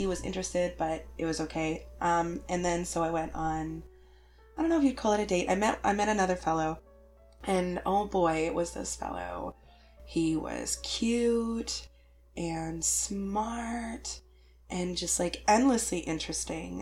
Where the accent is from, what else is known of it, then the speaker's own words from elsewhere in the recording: Canada; I'm super Canadian